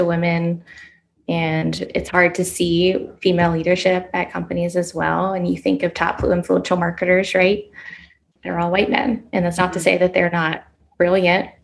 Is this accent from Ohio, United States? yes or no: yes; Columbus, Ohio, United States; moved away; in Columbus, Ohio, where I was at the time and where my hometown is